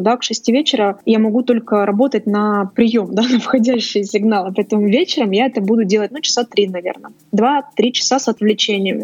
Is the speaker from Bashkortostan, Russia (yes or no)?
no; Saint Petersburg, Russia; Я изначально из Петербурга